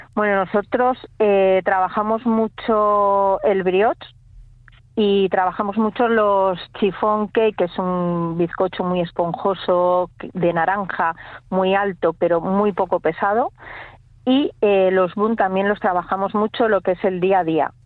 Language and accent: Spanish; Santander, Cantabria, Spain; moved away as an adult; now in Villanueva de la Peña, Spain; yo realmente soy de Santander